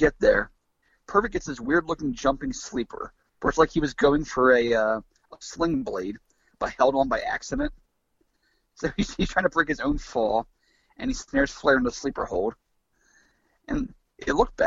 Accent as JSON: {"language": "English", "country": "United States", "said": "As an American"}